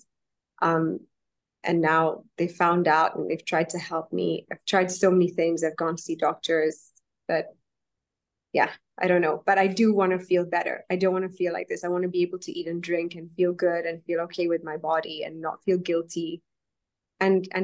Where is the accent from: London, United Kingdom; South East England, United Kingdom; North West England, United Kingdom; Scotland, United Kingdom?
London, United Kingdom; also born or lived in Kenya; I'm from London. I'm a banker. I live here.